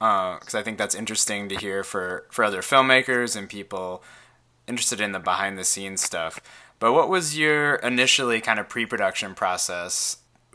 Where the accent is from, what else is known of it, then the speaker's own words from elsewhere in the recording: Midwest, United States; growing up in the Midwest and smaller towns.